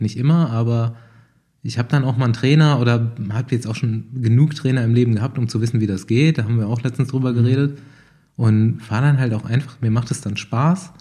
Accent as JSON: {"language": "German", "region": "Bavaria", "country": "Germany", "also_born_or_lived": "Hanau, Hesse", "said": "ich komme ja also aus dem Spessart oder vom Rand vom Spessart, also es ist auch mhm. ganz schön bei uns"}